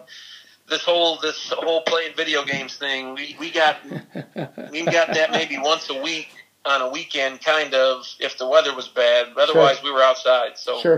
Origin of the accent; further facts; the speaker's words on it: Albion, Michigan, United States; Albion, I've always loved Albion. Always will. You know, small town, but you know, big hearts in the small town.